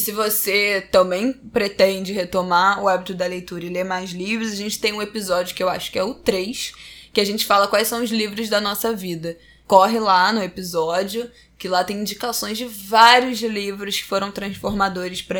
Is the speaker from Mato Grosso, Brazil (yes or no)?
yes; Cuiabá, Mato Grosso, Brazil; eu sou de Cuiabá, Mato Grosso, e uma das minhas metas para 2020 é encontrar Flávia e Isabela no Carnaval do Rio.